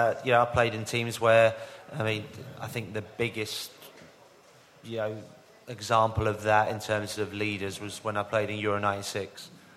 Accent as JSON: {"language": "English", "region": "England", "country": "United Kingdom", "said": "we as English"}